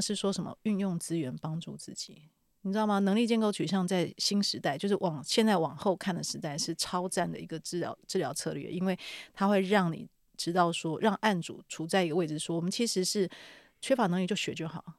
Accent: Taiwan; 我们台湾人类的意识的能量场

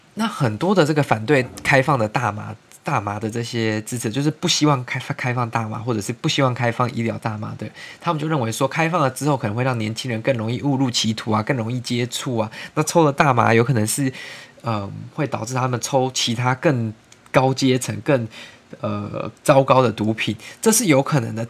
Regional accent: Taiwan; 我们从小在台湾长大

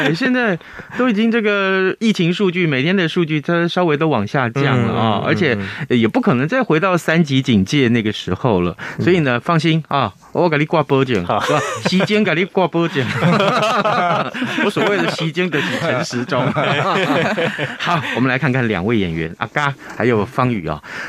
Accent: Taiwan; first language Taiwanese Hokkien; 所以啊，你看我们刚刚聊闽南语啊，就是我们用这个台语，就是我们自己生长的这个母语，对不对？用它来聊天多有趣啊！

